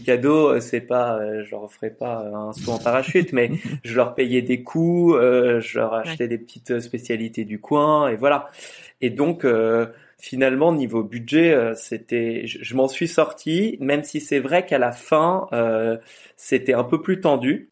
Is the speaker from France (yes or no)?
yes; France; je suis français